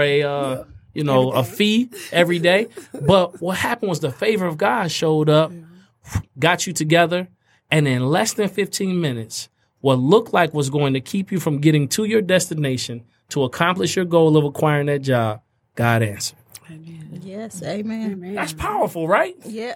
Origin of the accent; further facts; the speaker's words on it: Fort Wayne, Indiana, United States; those who I grew up with in Fort Wayne, Indiana